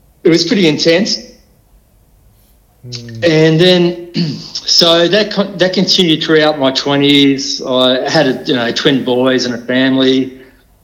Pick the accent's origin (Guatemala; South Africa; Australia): Australia; Canberra, Australian Capital Territory; also born or lived in Melbourne; I was born in Melbourne, and when I was about 3, we moved up to Canberra, and I had a pretty good childhood with good stable family life